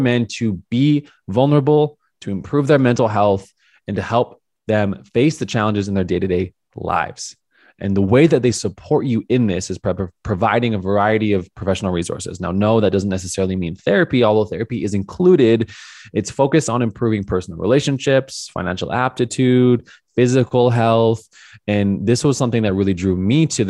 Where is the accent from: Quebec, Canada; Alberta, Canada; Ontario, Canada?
Alberta, Canada; Calgary; moved away; move back to my hometown of Calgary for a short term